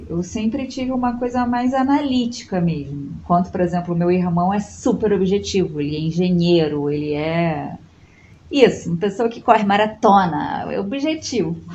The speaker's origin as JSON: {"language": "Portuguese", "town": "Itaperuna", "region": "Rio de Janeiro", "country": "Brazil", "tie": "born there", "also_born_or_lived": "Macaé / Petrópolis", "said": "Então a gente já morou em uhum. Itaperuna, no interior do estado, que foi onde eu nasci. Depois a gente foi para Macaé, depois a gente foi para Petrópolis."}